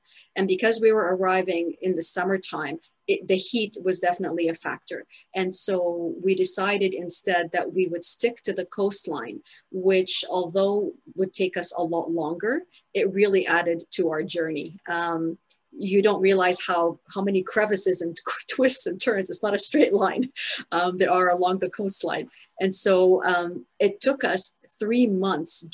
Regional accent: Ottawa, Ontario, Canada; moved away as an adult; also born or lived in Spain; now we've come back to live in my hometown, which is Ottawa

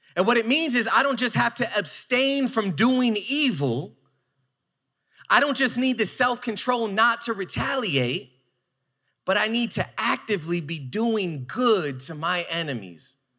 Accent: New York City, New York, United States; I am from Brooklyn

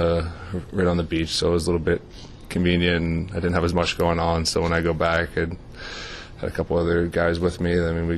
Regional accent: Pittsburgh, Pennsylvania, United States; moved away as an adult; now in Anaheim, United States; growing up in Pittsburgh, it's a huge part of my life and where I came from

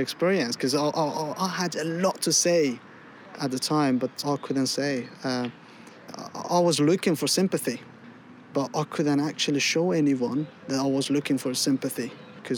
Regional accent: England, United Kingdom; also born or lived in Afghanistan; I spent the most fantastic times, okay, of my age in England. I've grown up here

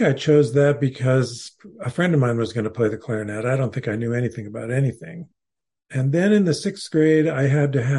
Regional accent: Fresno, California, United States; I was growing up in Fresno, California

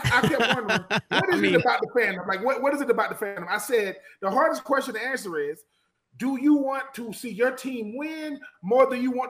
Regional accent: Georgia, United States; I'm from the state of Georgia

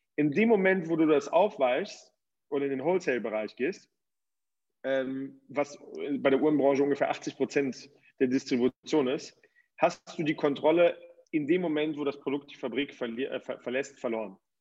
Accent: Cologne, North Rhine-Westphalia, Germany; moved away as an adult; now in Switzerland; Ich komme ursprünglich aus Köln und ähm, lebe in der Schweiz mittlerweile

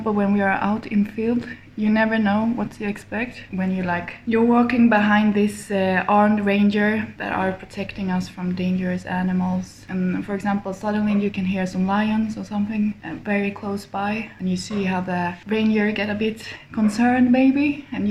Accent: Dalarna County, Sweden; also born or lived in Uppsala / Umeå; I grew up in Dalarna, in a small town. So I'm actually from Sweden.

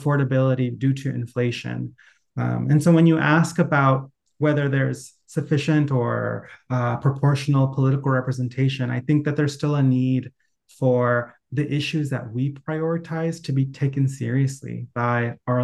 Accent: Anaheim, California, United States; I grew up in Anaheim

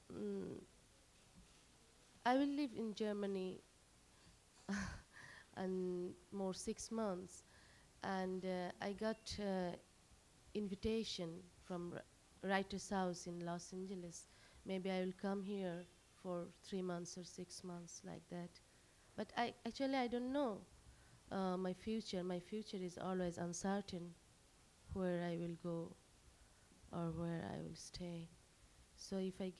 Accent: Bangladesh; first language Bengali; English is a second language; moved away as an adult; I am totally detached from Bengali society, Bengali culture, and my language, Bengali language. So sometimes it is difficult to continue my writing in my language because I'm so far here.

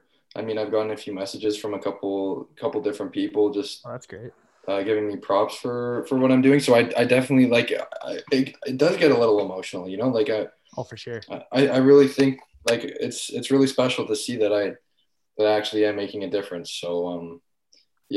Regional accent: Richmond Hill, Ontario, Canada; I'm from Richmond Hill

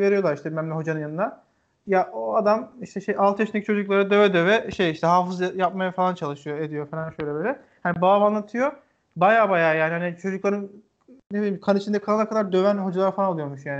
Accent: Erzincan, Turkey; bizim şimdi Erzincanlıyım ben. Babam da, e, orada bir köyünden işte Erzincan'ın

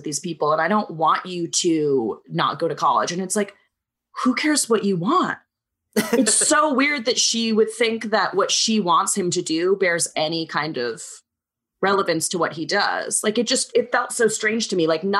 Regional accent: Cape Cod, Massachusetts, United States; I grew up on Cape Cod

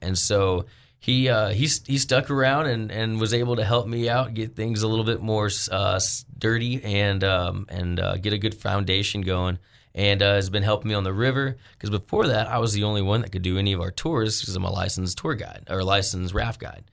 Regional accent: Arkansas, United States; also born or lived in Colorado; I came back home from Arkansas

